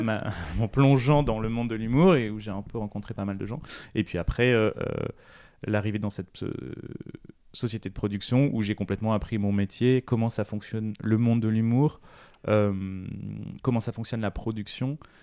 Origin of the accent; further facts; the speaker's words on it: Réunion; moved away; Quand j'étais petit, je vivais à La Réunion